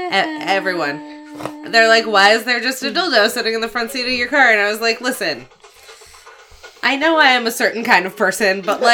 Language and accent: English; Florida, United States; Okay, so I'm from Florida, and I grew up, and I was a lifeguard.